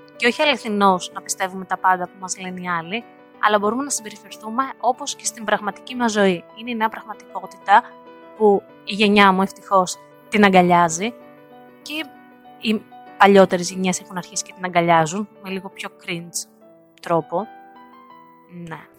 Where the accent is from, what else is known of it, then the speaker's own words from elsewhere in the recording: Varda, Western Greece, Greece; moved away as an adult; now in United States; επικοινωνώ με την παρέα μου κάτω στη Βάρδα, στο χωριό μου, συνεχώς.